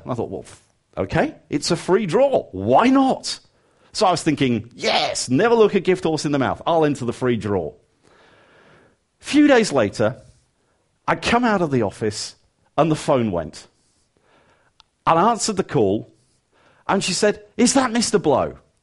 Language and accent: English; England, United Kingdom; even as an Englishman